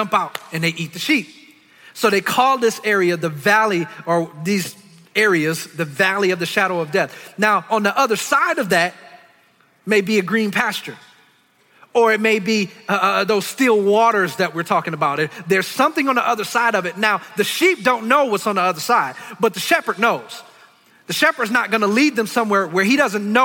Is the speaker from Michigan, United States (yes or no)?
yes; Detroit, Michigan, United States; I grew up in Detroit. I'm from the hood